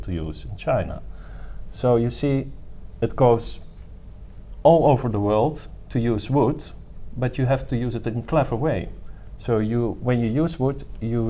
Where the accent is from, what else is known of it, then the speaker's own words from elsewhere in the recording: Finland; moved away; my origin is Finnish. I was born in Finland, and my father's Armenian